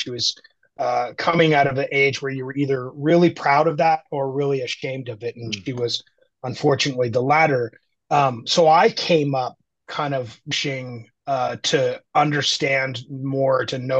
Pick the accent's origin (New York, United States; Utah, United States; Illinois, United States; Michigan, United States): Utah, United States; Park City; also born or lived in Chattanooga, Tennessee; And we moved to Utah when I was two, which is where my mother grew up. I grew up in Park City, Utah, which is a ski resort town on the west side of the Rocky Mountains. That's where I grew up. It's a ski resort town.